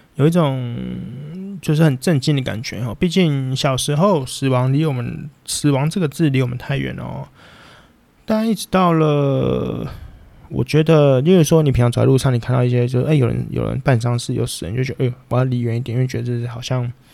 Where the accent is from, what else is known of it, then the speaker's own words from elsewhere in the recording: Taipei, Taiwan; 我们以前不用考，因为我们要用在校成绩，全台北市的成绩去做比拼